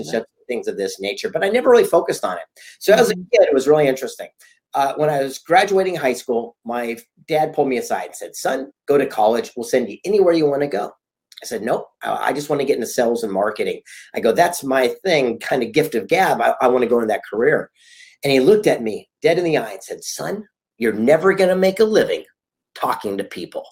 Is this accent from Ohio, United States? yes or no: no; San Diego, California, United States; I grew up a yuppie kid here on the beach in Southern California in San Diego